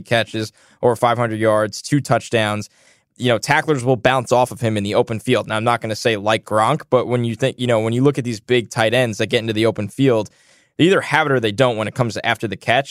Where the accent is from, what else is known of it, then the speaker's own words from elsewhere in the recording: New York, United States; I'm from New York